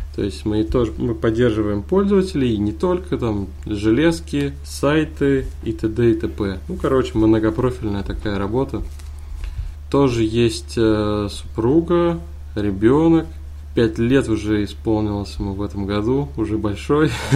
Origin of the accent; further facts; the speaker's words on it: Kazan, Tatarstan, Russia; Я из Казани. это столица Татарстана.